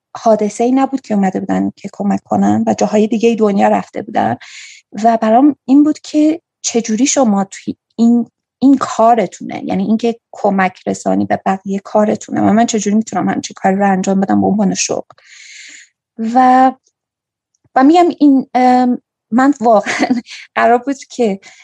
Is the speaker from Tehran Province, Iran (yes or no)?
no; Kerman, Kerman Province, Iran; also born or lived in Bam; now in Afghanistan; من کرمانی هستم